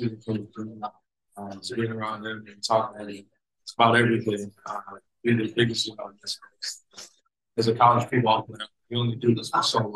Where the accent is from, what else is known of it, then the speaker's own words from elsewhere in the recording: Detroit, Michigan, United States; my hometown here